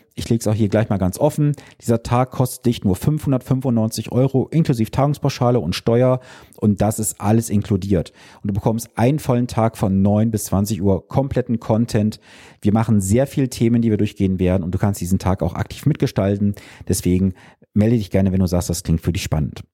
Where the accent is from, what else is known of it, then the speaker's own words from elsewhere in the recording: Germany; als Deutsche